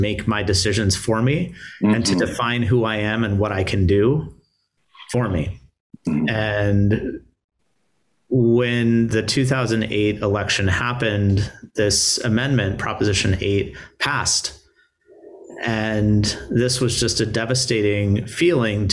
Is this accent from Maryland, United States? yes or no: no; California, United States; moved away as an adult; I'm from California.